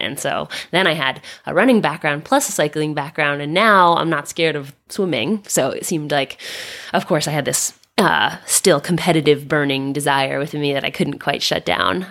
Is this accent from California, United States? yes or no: no; Philadelphia, Pennsylvania, United States; also born or lived in Lorraine, France; I grew up in Philadelphia